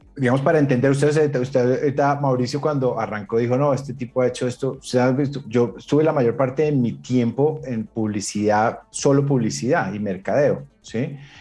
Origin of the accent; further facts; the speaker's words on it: Colombia; moved away as an adult; now in United States; me fui de Colombia, me fui para Estados Unidos